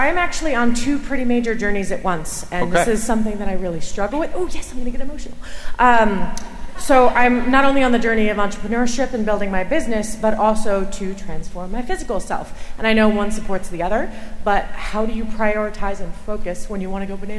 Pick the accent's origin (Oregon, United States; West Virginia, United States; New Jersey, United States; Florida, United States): New Jersey, United States; Parsippany; now in Columbus, United States; I am originally from New Jersey, but I live in Columbus now.